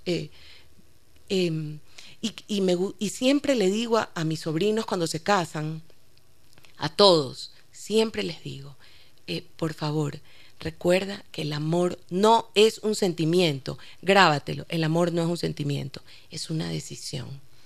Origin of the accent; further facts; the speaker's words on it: Ecuador; Creo que mi adolescencia completa ya en Ecuador.